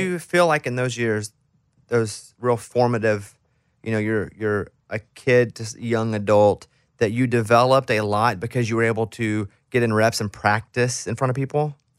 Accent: Arkansas, United States; I'm from Arkansas. And where I grew up, there was a lot of country music.

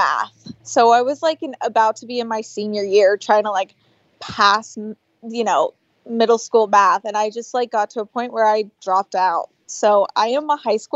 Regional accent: Florida, United States; moved away as an adult; also born or lived in Bahamas; now in Los Angeles, United States; I grew up in Florida.

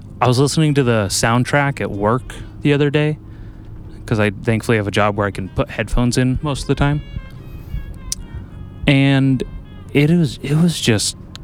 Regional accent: Lompoc, California, United States; I'm from Lompoc

